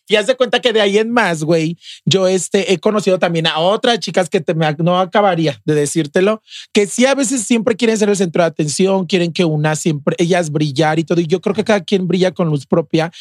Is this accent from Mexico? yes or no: yes; León, Guanajuato, Mexico; moved away as an adult; also born or lived in Mexico City